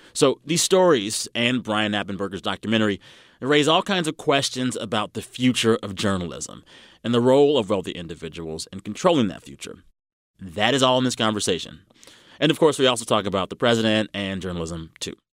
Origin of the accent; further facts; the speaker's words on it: Texas, United States; moved away; That is my home state